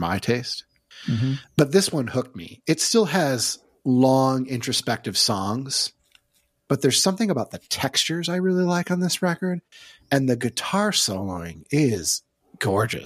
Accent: Syracuse, New York, United States; I grew up in Syracuse, New York

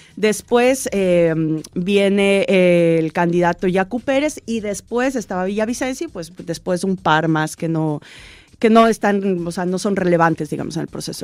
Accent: Ecuador; moved away as an adult; now in Mexico; mi patria

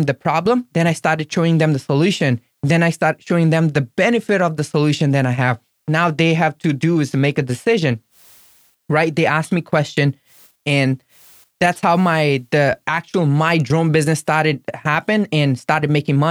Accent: India; English is a second language; moved away as an adult; now in Florida, United States; I was from India

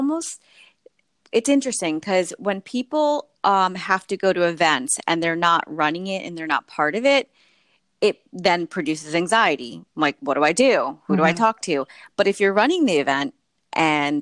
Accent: New York City, New York, United States; as a New Yorker

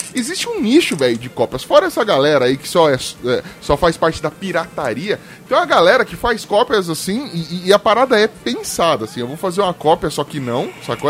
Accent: São Paulo, Brazil; eu sou de Itaquera, zona leste de São Paulo

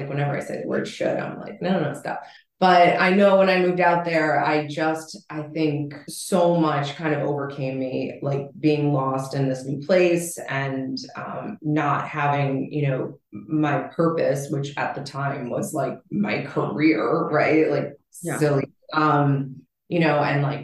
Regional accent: East Coast, United States; moved away as an adult; also born or lived in Los Angeles; I was, born and raised on the East Coast here, and my whole family's here

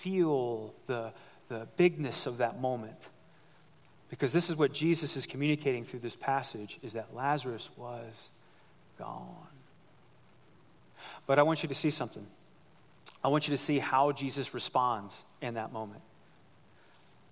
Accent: United States; I grew up here in the United States. I grew up in America

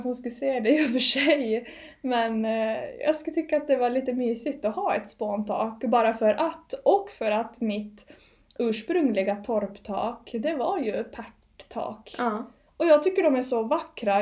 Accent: Åland Islands; born or raised there; now in Gotland, Sweden

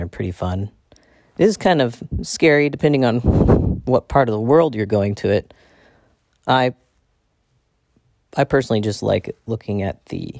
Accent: Ireland; I'm an Irish white person.

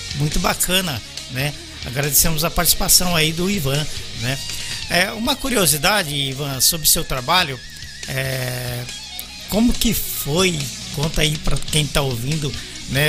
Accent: São Paulo, Brazil; moved away; also born or lived in Belo Horizonte; Eu sou paulista da, da Zona Leste

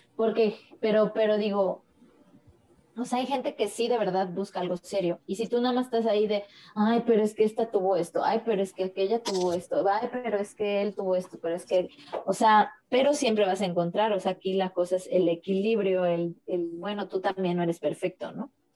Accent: Mexico; como mexicanos

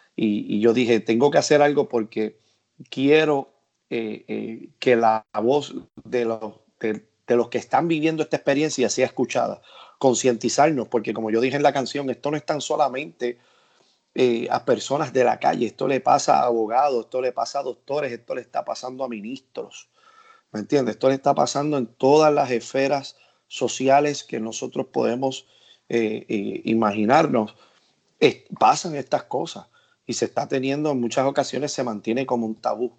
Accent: Puerto Rico; en mi país, en Puerto Rico

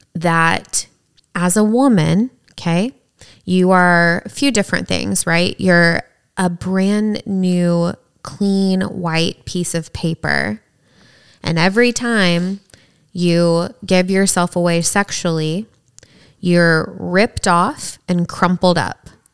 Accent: the South, United States; growing up in the South

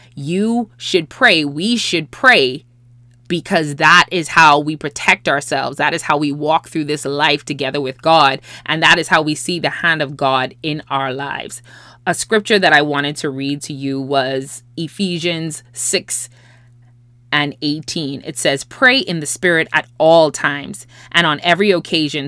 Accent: Bahamas; also born or lived in Los Angeles, United States; I'm from the Bahamas, and so therefore, I've never lived in L A before this time

